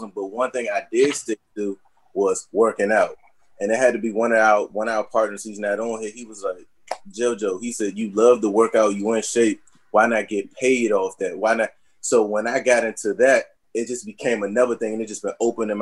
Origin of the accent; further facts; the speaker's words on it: Washington, District of Columbia, United States; I was born in Ward 8